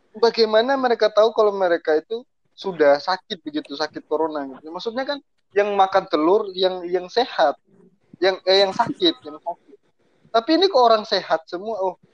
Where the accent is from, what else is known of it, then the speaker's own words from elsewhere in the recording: Taliabu, North Maluku, Indonesia; di Taliabu saja di daerah saya di Taliabu ya.